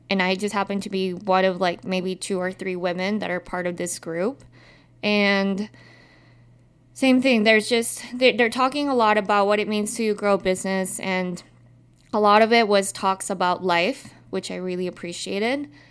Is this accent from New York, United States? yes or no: no; Utah, United States; growing up in Utah